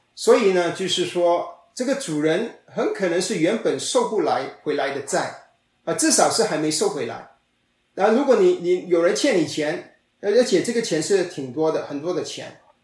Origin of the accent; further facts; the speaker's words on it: China; 我们中国人